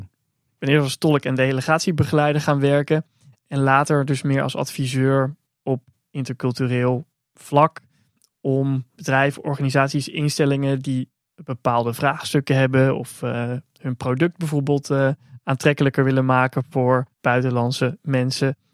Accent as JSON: {"language": "Dutch", "country": "Netherlands", "also_born_or_lived": "China", "said": "als Nederlander"}